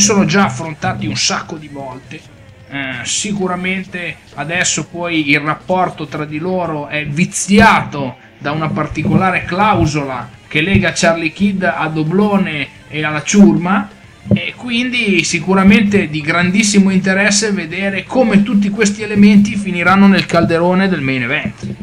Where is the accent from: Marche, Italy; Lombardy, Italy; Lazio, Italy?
Lombardy, Italy; Milan; io vengo da Milano e di nebbia me ne intendo